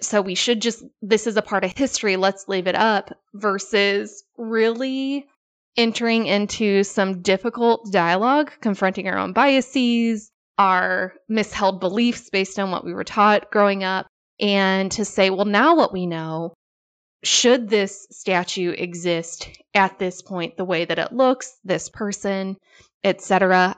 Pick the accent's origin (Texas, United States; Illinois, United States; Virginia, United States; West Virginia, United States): Illinois, United States; childhood growing up in Illinois.